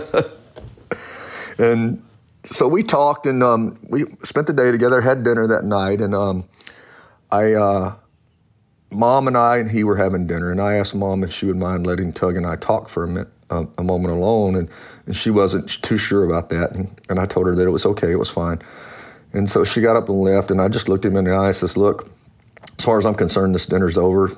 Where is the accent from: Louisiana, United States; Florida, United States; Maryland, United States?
Louisiana, United States; I was born in Louisiana